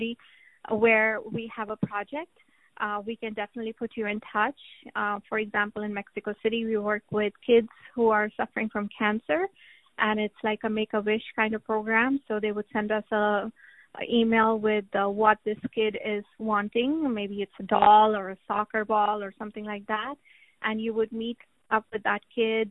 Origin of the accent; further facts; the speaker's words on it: India; moved away; my hometown in India. I go back there once a year